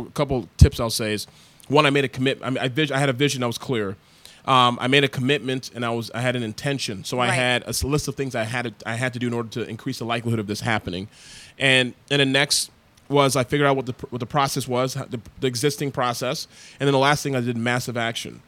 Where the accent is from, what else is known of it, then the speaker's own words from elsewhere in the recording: Toronto, Ontario, Canada; moved away; I was born and raised in Toronto, Canada. My parents are Nigerian.